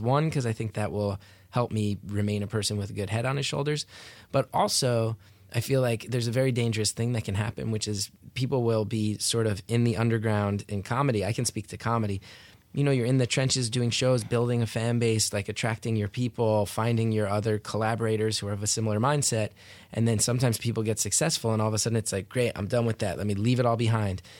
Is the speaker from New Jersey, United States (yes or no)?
yes; New Jersey, United States; I grew up in North Jersey